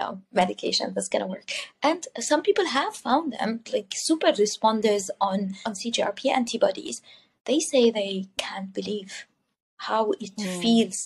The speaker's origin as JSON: {"language": "English", "country": "Jordan", "tie": "born or raised there", "also_born_or_lived": "Dubai / Cyprus", "moved": "as an adult", "lives_now": "Canada", "said": "I'm originally from the Middle East. I grew up born and raised in the Middle East, in Jordan"}